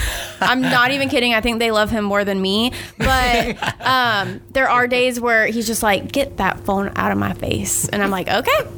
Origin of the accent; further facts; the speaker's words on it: Keystone Heights, Florida, United States; now in Starke, United States; I live in Stark now, but yeah, I was born and raised in Keystone